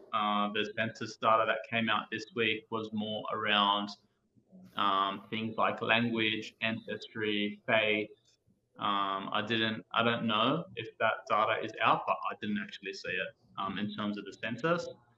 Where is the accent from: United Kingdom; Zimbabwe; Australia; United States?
Australia; Fairfield, New South Wales; When I grew up in the 1990s, I grew up in Fairfield